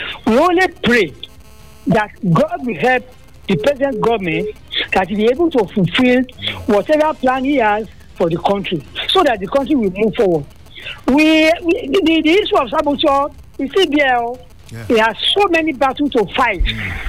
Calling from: Israel; Okay, I'm listening from Israel, okay?

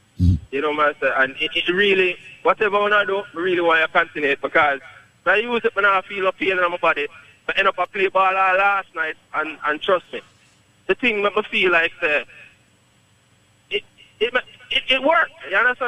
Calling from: Poughkeepsie, New York, United States; You know, my car is from upstate New York.

